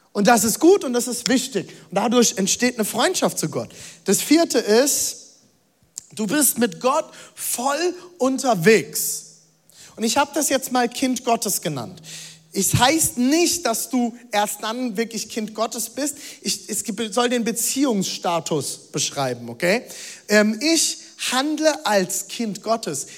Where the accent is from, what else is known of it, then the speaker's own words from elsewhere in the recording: Germany; ich bin Deutscher